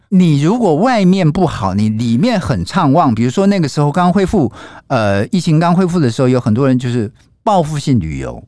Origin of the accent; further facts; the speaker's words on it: Taiwan; 我们台湾人